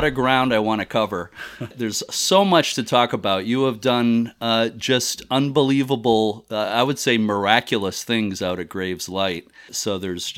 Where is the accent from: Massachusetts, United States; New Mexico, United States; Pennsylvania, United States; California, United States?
Massachusetts, United States; Lynn; we're both from Lynn, Massachusetts, not far from where we sit right now